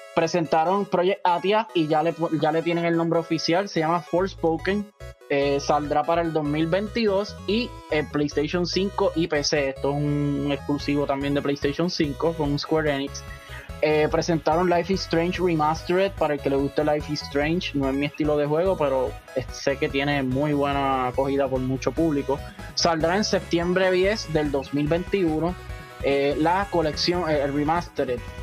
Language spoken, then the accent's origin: Spanish; Puerto Rico